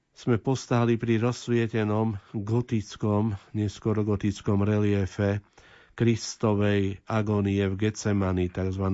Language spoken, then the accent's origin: Slovak; Breznica, Prešov Region, Slovakia; moved away; v mojom rodisku v Breznici pri Stropkové